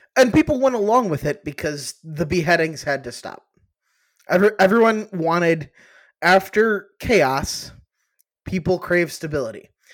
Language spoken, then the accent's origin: English; Cleveland, Ohio, United States; I grew up in Cleveland